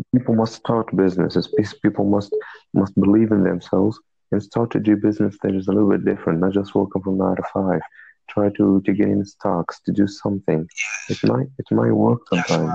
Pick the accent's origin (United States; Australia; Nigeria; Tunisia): Tunisia; I'm from Tunisia. It's a country in North Africa.